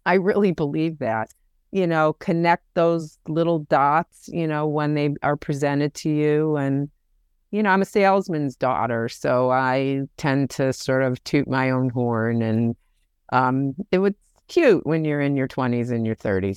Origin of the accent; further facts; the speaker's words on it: Detroit, Michigan, United States; now in New York City, United States; I am originally from Detroit, Michigan, and live in New York City on the Upper West Side, and have for longer than I lived in Detroit